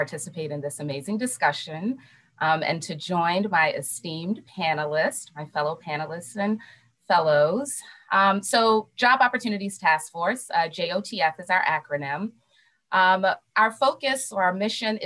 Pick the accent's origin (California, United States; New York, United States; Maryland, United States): Maryland, United States; Baltimore; I love Baltimore, born and raised and made it a choice to stay here